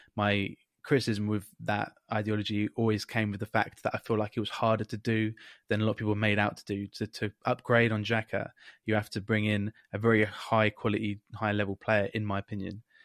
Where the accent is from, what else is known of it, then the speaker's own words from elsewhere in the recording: England, United Kingdom; as an English guy